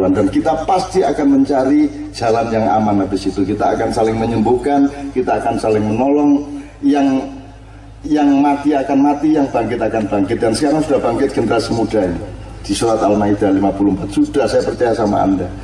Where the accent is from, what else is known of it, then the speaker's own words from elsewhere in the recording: Tegal, Central Java, Indonesia; Nah, saya dari Tegal mau bertanya bagaimana cara membangun rasa kesadaran dalam kesadaran tentang keberagaman dalam hati. Jadi mungkin saya pribadi masih angkuh tentang kejawaan saya, tentang keislaman saya